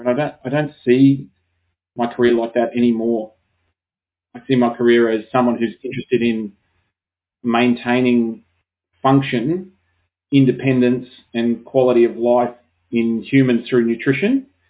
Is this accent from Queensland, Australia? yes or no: yes; Brisbane, Queensland, Australia; I'm from Brisbane in Queensland